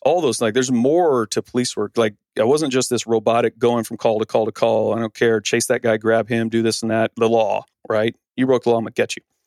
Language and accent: English; Arizona, United States; also born or lived in San Diego; I grew up here in Arizona